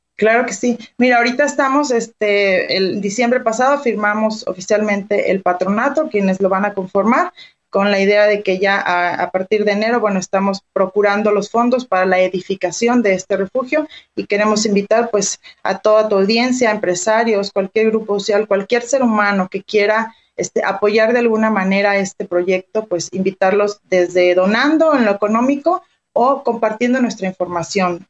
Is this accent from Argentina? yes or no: no; Mexico; como mexicanos